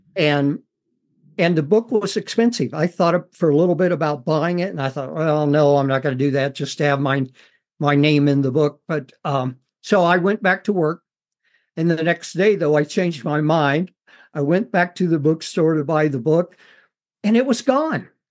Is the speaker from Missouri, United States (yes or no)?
yes; Missouri, United States; I grew up on a farm in Missouri